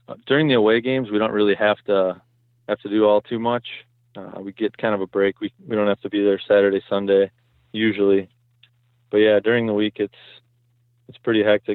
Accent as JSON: {"language": "English", "region": "Southeast Wisconsin", "country": "United States", "tie": "born or raised there", "said": "I was born and raised in Southeast Wisconsin"}